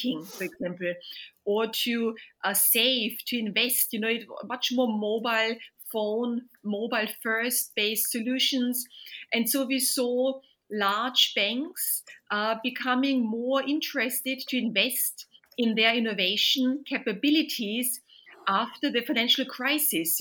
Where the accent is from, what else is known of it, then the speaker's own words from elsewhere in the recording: Vienna, Austria; moved away as an adult; now in London, United Kingdom; Originally, I'm from Vienna, from Austria. Moved to London more than 25 years ago.